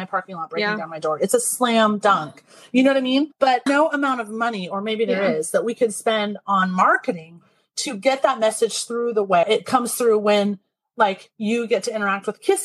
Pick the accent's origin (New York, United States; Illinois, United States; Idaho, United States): Idaho, United States; moved away as an adult; also born or lived in Massachusetts / Texas / Nashville / Washington State; I grew up in Idaho